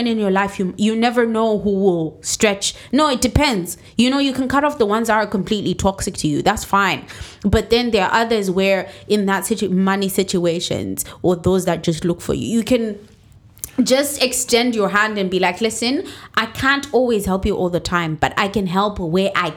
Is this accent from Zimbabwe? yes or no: yes; Zimbabwe; moved away; we're all from Zimbabwe.